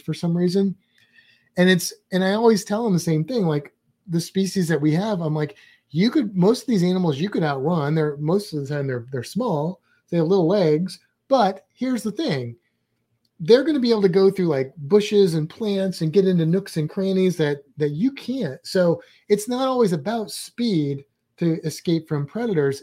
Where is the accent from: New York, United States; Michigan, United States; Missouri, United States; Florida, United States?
Missouri, United States; St. Louis; I'm from Saint Louis